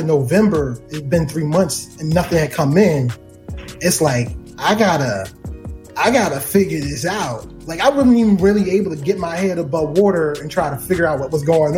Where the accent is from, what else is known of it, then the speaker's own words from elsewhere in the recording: Baltimore, Maryland, United States; do it from Baltimore. It's my hometown.